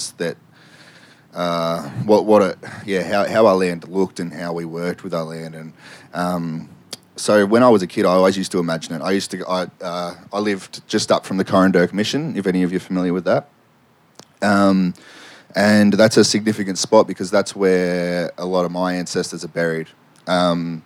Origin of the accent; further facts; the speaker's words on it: Victoria, Australia; I'm from Hillsville, so I live up at Badger Creek there